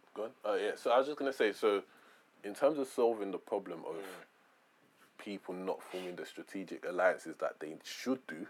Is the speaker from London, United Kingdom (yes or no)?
yes; London, United Kingdom; I grew up in Peckham